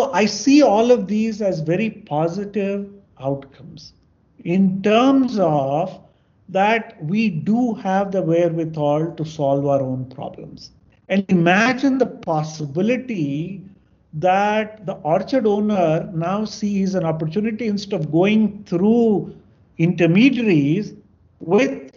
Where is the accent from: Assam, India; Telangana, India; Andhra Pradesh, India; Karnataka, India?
Andhra Pradesh, India; I'm from Andhra